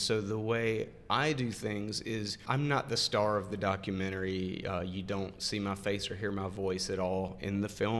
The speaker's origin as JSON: {"language": "English", "town": "Montgomery", "region": "Alabama", "country": "United States", "tie": "born or raised there", "said": "I grew up in Montgomery"}